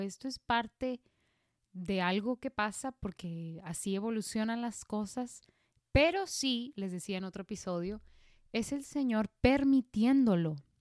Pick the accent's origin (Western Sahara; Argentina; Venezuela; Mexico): Mexico; aquí en México yo me acuerdo que de niños nos llevaban al museo